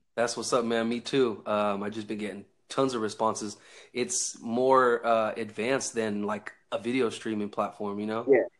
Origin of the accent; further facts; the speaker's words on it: Northern California, United States; I'm from uh, Northern California